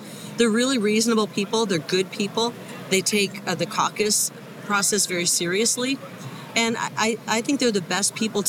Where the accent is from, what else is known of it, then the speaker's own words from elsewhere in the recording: Iowa, United States; I grew up in Iowa. I'm from Iowa.